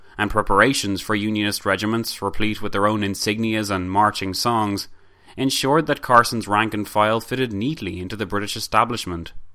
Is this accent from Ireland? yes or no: yes; Ireland; us Irish